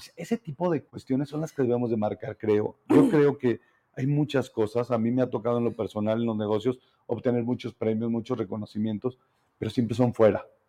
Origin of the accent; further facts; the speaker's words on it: Zacatecas, Mexico; realmente quiero mucho mi tierra y estoy, y estoy librando una batalla, una batalla aquí en Zacatecas